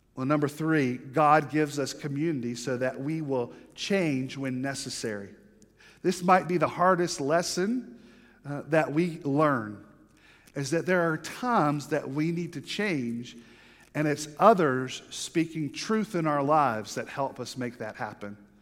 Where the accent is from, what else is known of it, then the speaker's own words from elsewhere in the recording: the South, United States; I'm from the South, and I'm Baptist